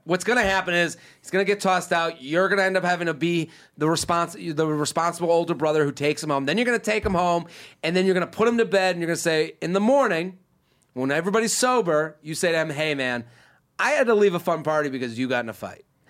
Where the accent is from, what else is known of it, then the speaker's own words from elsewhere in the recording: Needham, Massachusetts, United States; moved away; I'm literally sitting in my hometown. Probably, I'm from Needham, but uh, probably somewhere in the greater Boston area